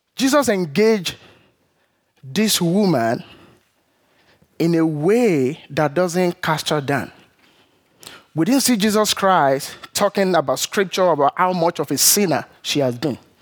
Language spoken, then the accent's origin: English; Nigeria; moved away; growing up in Nigeria